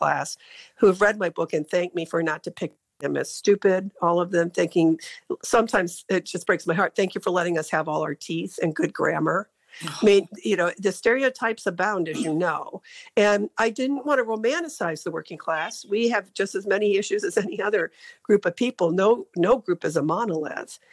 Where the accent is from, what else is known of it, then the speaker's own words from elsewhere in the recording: Ashtabula, Ohio, United States; I grew up in Ashtabula